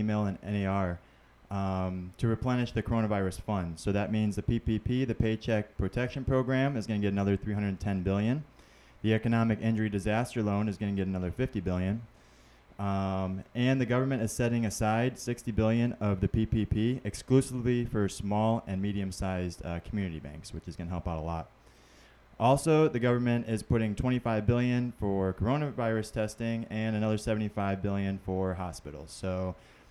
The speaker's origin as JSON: {"language": "English", "town": "Naples", "region": "Florida", "country": "United States", "tie": "born or raised there", "said": "I grew up here too, and a lot of my friends have went off to college or they moved away, and they always come back to Naples, Florida."}